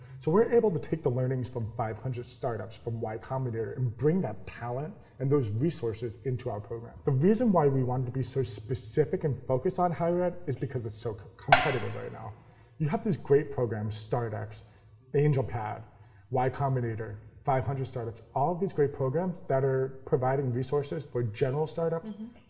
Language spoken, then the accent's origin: English; New York, United States; So I am a New Yorker. I don't have the accent of a New Yorker. I like my coffee. I completely lost the New York accent.